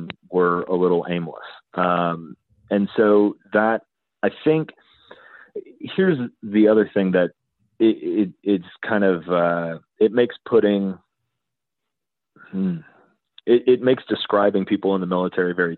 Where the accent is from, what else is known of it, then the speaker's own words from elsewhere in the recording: Texas, United States; as a Texan